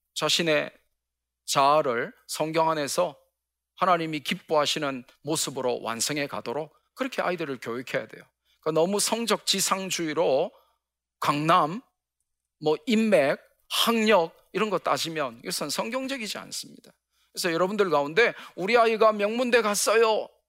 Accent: Gyeongsang, South Korea; 저는 경상도 사나이 B형 남자라

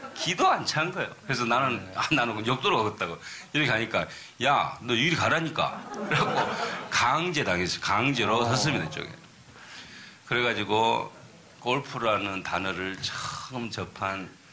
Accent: Wando, South Jeolla, South Korea; now in United States; 내 고향이죠.

